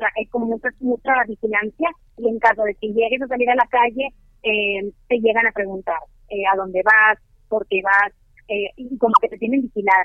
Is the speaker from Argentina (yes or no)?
no; Mexico; moved away as an adult; now in Madrid, Spain; llevo casi un año sin estar en mi país